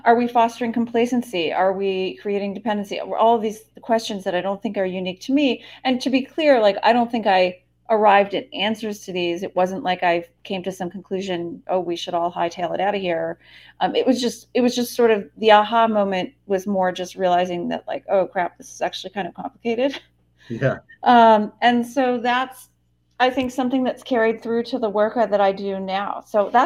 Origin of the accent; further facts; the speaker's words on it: Western Massachusetts, United States; also born or lived in New Hampshire / Southern Spain; I'm originally from the East Coast. I'm from Western Massachusetts.